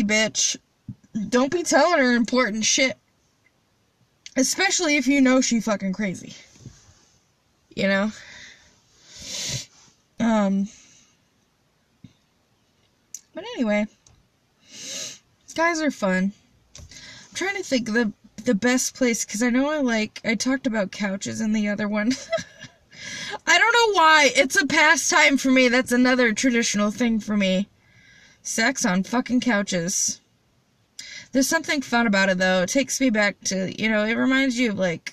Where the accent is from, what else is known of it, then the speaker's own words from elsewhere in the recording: Midwest, United States; I'm from the Midwest